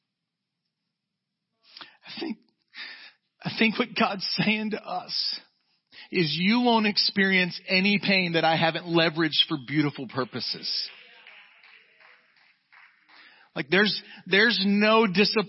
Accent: Jacksonville, Florida, United States; moved away; We're from Jacksonville, Florida

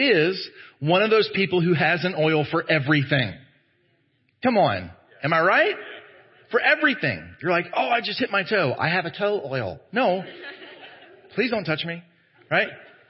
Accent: Texas, United States; as Americans, as Southern Americans, as Texan Americans, as evangelicals

